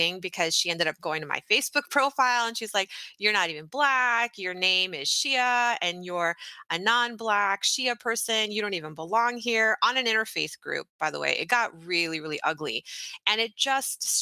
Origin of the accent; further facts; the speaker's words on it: Texas, United States; I grew up in Texas